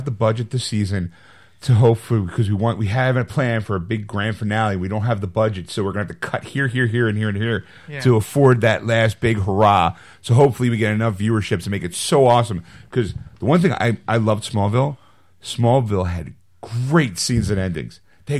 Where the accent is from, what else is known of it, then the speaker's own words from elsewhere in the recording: Hawaii, United States; Because I'm from Hawaii and Aquaman's associated with the sea, it's very very serendipitous casting because my people are island people. We're surrounded by water.